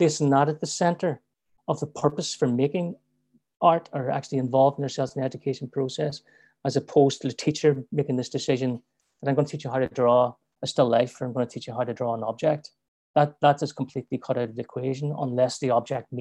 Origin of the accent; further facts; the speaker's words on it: Belfast, Northern Ireland, United Kingdom; moved away as an adult; also born or lived in London; I grew up around in Belfast